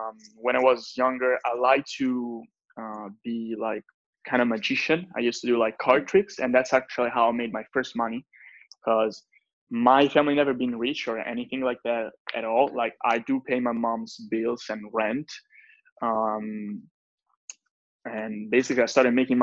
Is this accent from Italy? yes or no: yes; Italy; English is a second language; I'm from Italy